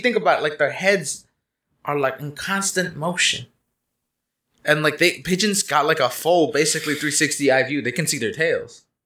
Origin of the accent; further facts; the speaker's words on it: Canada; I am Canadian